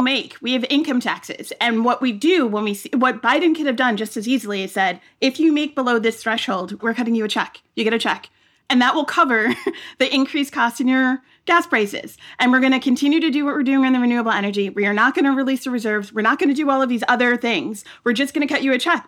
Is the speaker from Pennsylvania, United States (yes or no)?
no; New York, United States; as a kid, I grew up in New York.